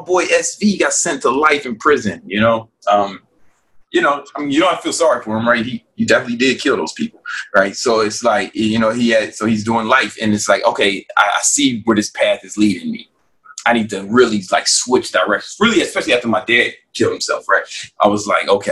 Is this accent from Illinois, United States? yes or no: yes; Chicago, Illinois, United States; I'm still from South Side of Chicago, right? You know, and that's the kind of environment I grew up